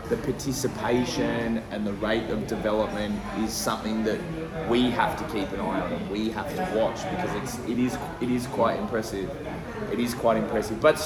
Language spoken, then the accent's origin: English; Australia; as an Aussie